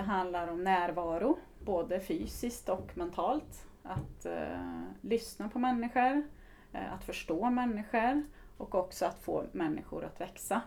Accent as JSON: {"language": "Swedish", "town": "Östersund", "region": "Jämtland", "country": "Sweden", "tie": "born or raised there", "also_born_or_lived": "Karlstad", "moved": "yes", "said": "kommer ifrån eh, Östersund eh, ursprungligen. Så att jag är norrlänning, surjämte brukar jag använda ibland"}